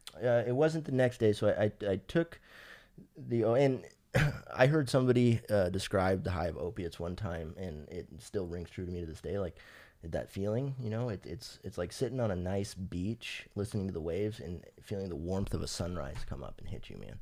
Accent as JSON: {"language": "English", "town": "Fresno", "region": "California", "country": "United States", "tie": "born or raised there", "also_born_or_lived": "North Carolina", "said": "I have lived in Fresno since I was three months old till, till now"}